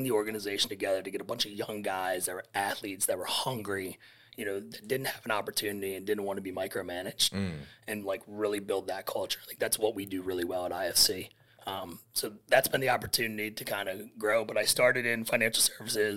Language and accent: English; Harrisburg, Pennsylvania, United States; also born or lived in Philadelphia, Pennsylvania; Originally from Harrisburg, Pennsylvania